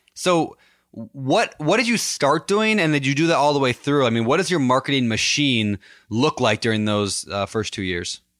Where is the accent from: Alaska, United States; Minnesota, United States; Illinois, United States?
Minnesota, United States; Minneapolis, my home state